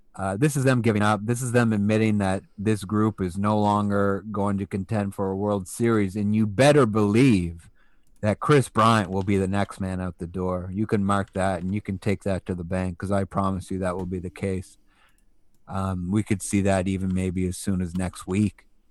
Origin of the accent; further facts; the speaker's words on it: England, United Kingdom; also born or lived in Atlantic Canada; now in Canada; a British national who was born in England who, and who still has half my family over there and who used to aspire to live over there long term